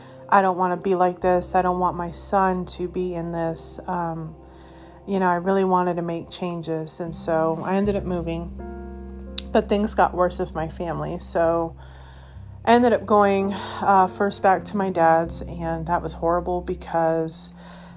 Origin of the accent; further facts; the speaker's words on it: Colorado, United States; moved away; also born or lived in Massachusetts / Missouri; I was born in Massachusetts, grew up in Colorado.